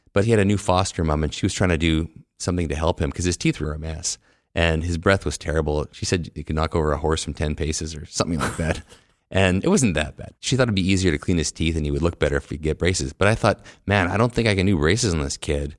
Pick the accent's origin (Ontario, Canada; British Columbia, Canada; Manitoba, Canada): Manitoba, Canada; Winnipeg; also born or lived in Cold Lake, Alberta / San Francisco; I've lived almost my entire life in Winnipeg with a couple of little breaks.